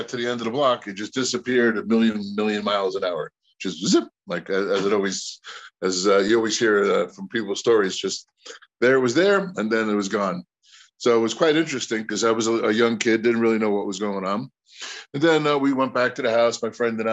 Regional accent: Long Island, New York, United States; I grew up in Long Island, New York

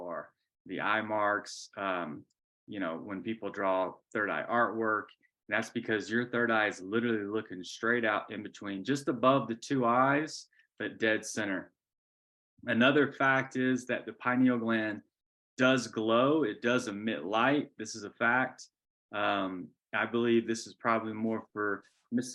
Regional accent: Georgia, United States; I'm a boy from Georgia

